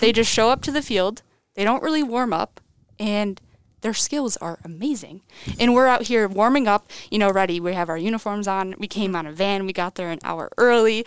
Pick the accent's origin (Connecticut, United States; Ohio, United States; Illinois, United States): Connecticut, United States; Cheshire; I'm from Cheshire, Connecticut. I went to Cheshire High School